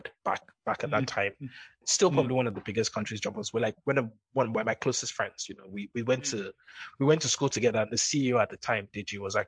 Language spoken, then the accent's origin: English; Nigeria; moved away; also born or lived in London; I'm going back to Nigeria.